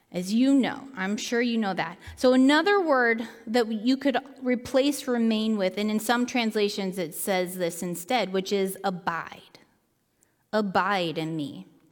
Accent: Seattle, Washington, United States; moved away as an adult; also born or lived in Willamette Valley, Oregon; I grew up in Seattle

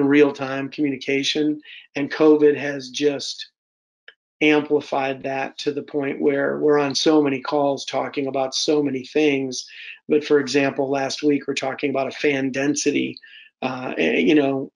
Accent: United Kingdom; now in Michigan, United States; being a Brit and having those ties

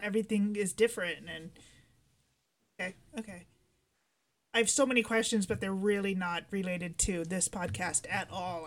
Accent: California, United States; we grew up here

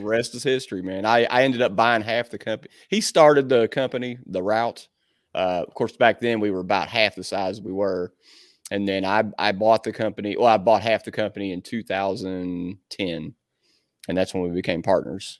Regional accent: Southern Indiana, United States; this is my hometown, man, I'm from here, everybody knows me

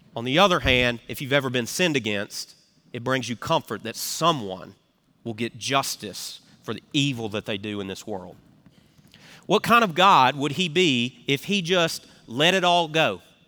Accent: Memphis, Tennessee, United States; accent: Southern; now in South Carolina, United States; I'm from Memphis, where they hold the world championship of barbecue

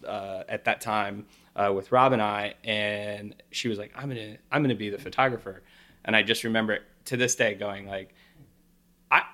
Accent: Midwest, United States; I'm a person from the Midwest.

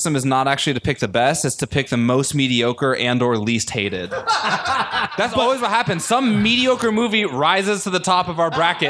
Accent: New Hampshire, United States; I'm from New Hampshire. We had the North Country, which is a whole different type of like backwoods.

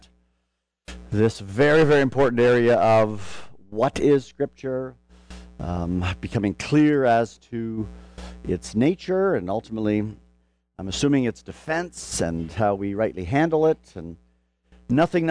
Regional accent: Canada; now in Louisville, United States; I come from Canada

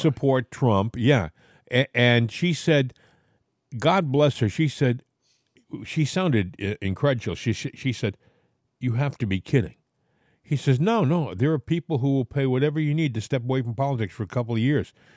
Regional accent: Portsmouth, Rhode Island, United States; I grew up in Portsmouth

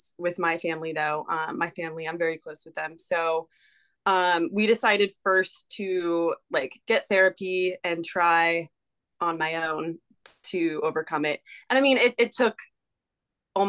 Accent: Charlotte, North Carolina, United States; moved away as an adult; also born or lived in Glacier National Park, Montana; now in Birmingham, United States; growing up in Charlotte, just, I don't live there anymore

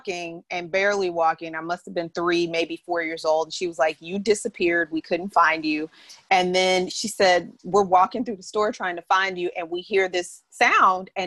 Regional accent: St. Louis, Missouri, United States; also born or lived in New York; now in California, United States; I grew up in St. Louis, Missouri.

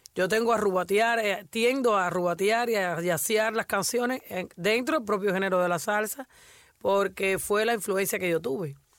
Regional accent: Havana, Cuba; La Habana, que fue donde yo nací

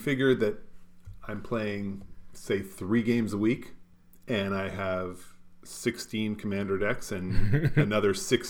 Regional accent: Canada; also born or lived in Winnipeg; Being Canadian is just a straight upgrade.

